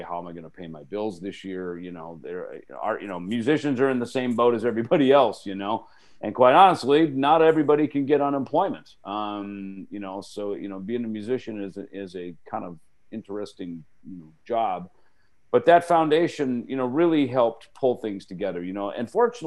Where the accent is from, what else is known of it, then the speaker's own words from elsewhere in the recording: Jackson, Minnesota, United States; moved away; my hometown in Jackson, Minnesota